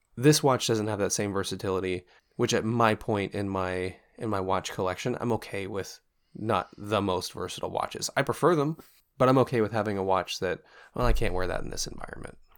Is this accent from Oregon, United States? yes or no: yes; Portland, Oregon, United States; moved away; I'm from actual Portland. Portland city limits